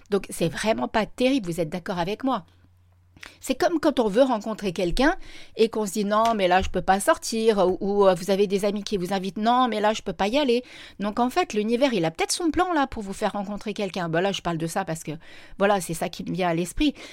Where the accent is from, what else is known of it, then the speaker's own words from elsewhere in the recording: Reims, Grand Est, France; also born or lived in La Ciotat; Donc vous voyez, à la base, je vivais à La Ciotat, mais à la base, je suis originaire de Reims. J'ai déjà pas mal baroudé.